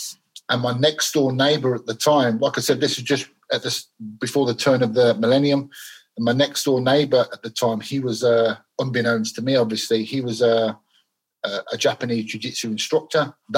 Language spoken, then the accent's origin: English; Birmingham, West Midlands, United Kingdom; also born or lived in Glasgow; I was born in Glasgow. My parents were Scottish. I lived there till I was a young boy. Lived there till I was about 9 years old, and then my mum remarried, and then I grew up in moved to Birmingham.